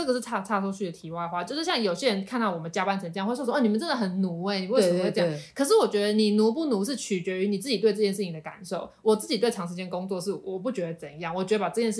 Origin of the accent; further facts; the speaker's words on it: Taiwan; 对，我们就是台湾的创作者，再加上台制的蜡笔做一个 package